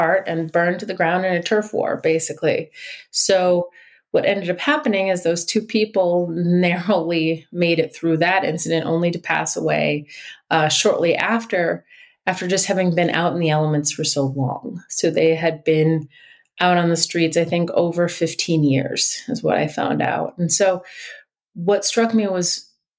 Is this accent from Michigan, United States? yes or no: yes; Detroit, Michigan, United States; I'm from Detroit, spent most of my life there and generations of my family